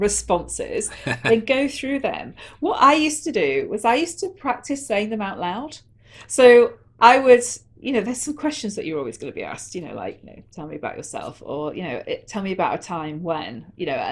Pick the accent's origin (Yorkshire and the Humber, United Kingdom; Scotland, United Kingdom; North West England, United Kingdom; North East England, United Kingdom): North West England, United Kingdom; Manchester; where I grew up in Manchester